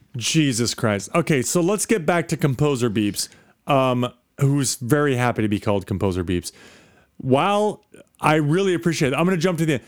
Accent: Midwest, United States; moved away; I'm from the Midwest

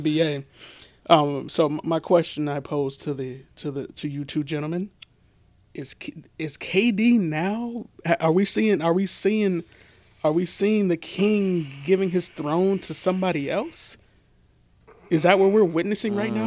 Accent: Portland, Oregon, United States; I grew up in Northeast Portland.

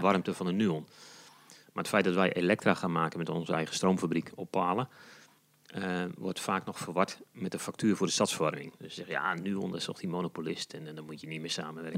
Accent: Kraggenburg, Flevoland, Netherlands; now in Almere, Netherlands; ik ben geboren en getogen in Krachenburg. Dat is een heel mooi plaatsje in de Noordoostpolder

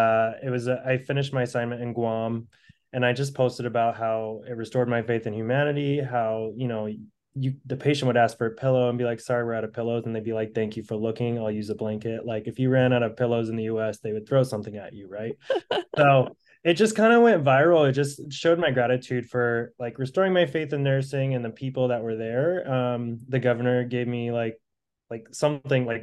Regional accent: Fresno, California, United States; now in San Diego, United States; Originally from Fresno, currently located in San Diego

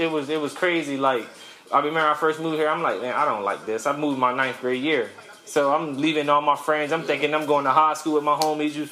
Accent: Cambridge, Maryland, United States; now in Charlotte, United States; I'm from the city called Cambridge, Maryland

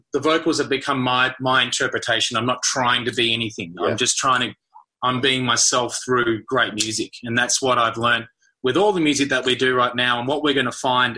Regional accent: Australia; moved away as an adult; now in United States; growing up in Australia

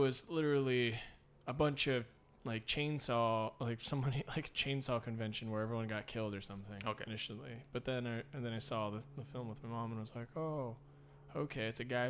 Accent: Hawaii, United States; where I grew up in Hawaii, everything's a forest.

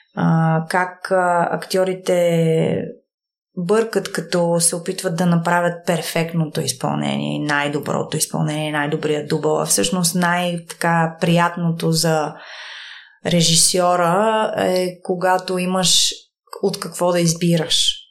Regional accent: Bulgaria; moved away as an adult; also born or lived in New York, United States; аз съм от България

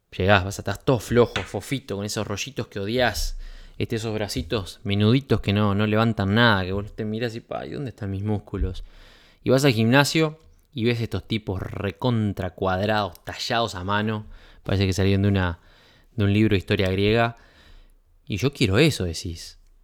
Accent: Uruguay; en mi país

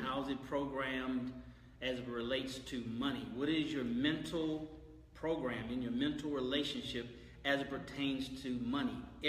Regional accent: San Francisco, California, United States; moved away as an adult; now in Houston, United States; born and raised San Francisco, California. Right. Mom and dad, they were hardworking individuals. Moved to Houston in 1985 because I wanted to have a black cultural experience

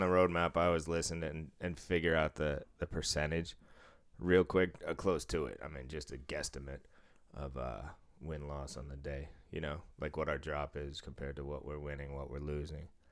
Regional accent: Massachusetts, United States; moved away; I don't live in Massachusetts anymore

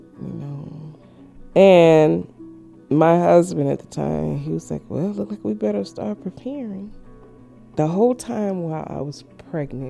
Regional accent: Memphis, Tennessee, United States; now in Tacoma, United States; Originally, I'm from Memphis, Tennessee

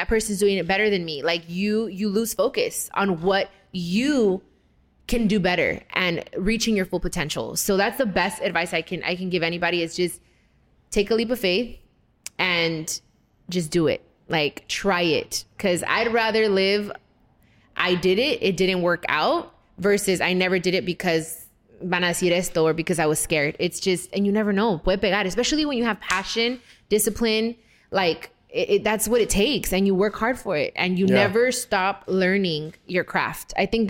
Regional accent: West Coast, United States; You know what? I'm from the West Coast.

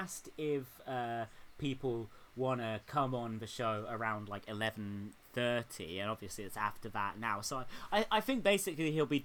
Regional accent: United Kingdom; as a British musician

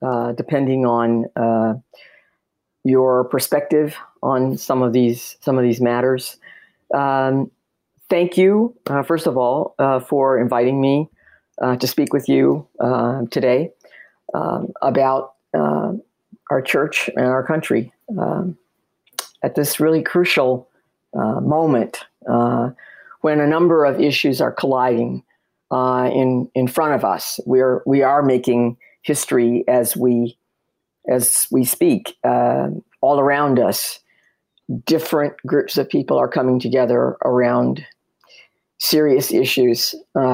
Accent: Detroit, Michigan, United States; I grew up in Detroit, Michigan

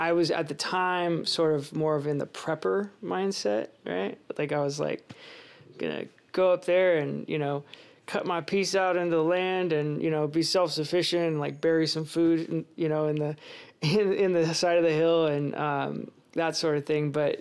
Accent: Concord, California, United States; moved away as an adult; now in Oroville, United States; I grew up in the East Bay Area in Concord, you know, pretty typical suburban life there

